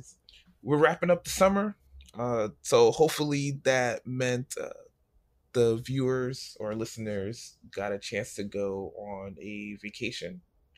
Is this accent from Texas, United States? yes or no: no; New York, United States; I went to Chicago and I'm from New York